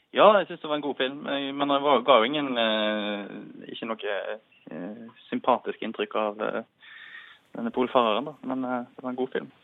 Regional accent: Radøy, Nordhordland, Vestland, Norway; now in Oslo, Norway; Jeg er fra Rade i Nordhordland

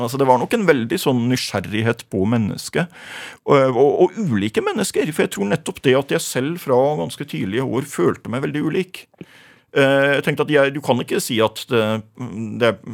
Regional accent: Rødøy, Nordland, Norway; now in Gjøvik, Norway; jeg vokste opp i Rødøy i Nordland

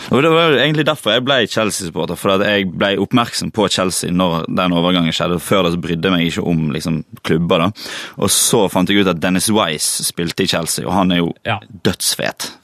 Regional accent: Valestrand, Vestland, Norway; also born or lived in Bergen; jeg er jo fra Valestrand

